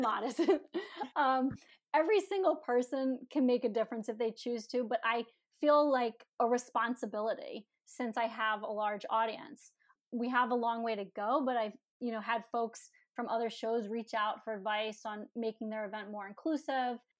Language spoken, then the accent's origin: English; Philadelphia, Pennsylvania, United States; my heart was always in Philly since that's my hometown